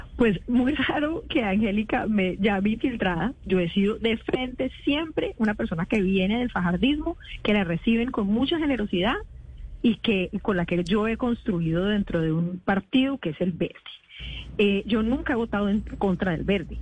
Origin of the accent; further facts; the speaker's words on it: Cali, Valle del Cauca, Colombia; moved away as an adult; also born or lived in Bogotá; soy caleña